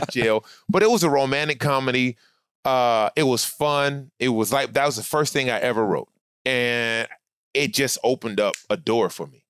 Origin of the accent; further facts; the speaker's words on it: Inglewood, California, United States; now in Studio City, United States; I grew up actually, when I came from Scott, when we came out here, I grew up in Inglewood